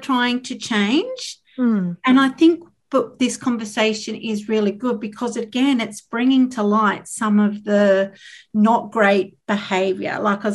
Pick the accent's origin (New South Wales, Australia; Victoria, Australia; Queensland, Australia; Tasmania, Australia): Tasmania, Australia; I grew up in Tasmania in the 80s and 90s